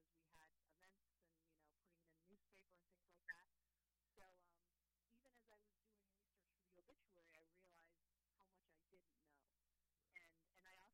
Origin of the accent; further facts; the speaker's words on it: New York, United States; also born or lived in San Diego; now in New Haven, United States; I'm from New York originally